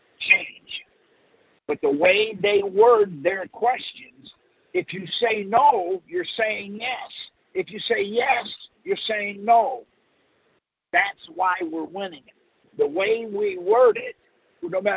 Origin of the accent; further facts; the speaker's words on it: Michigan, United States; now in Texas, United States; I was born in Michigan, and I now live in Texas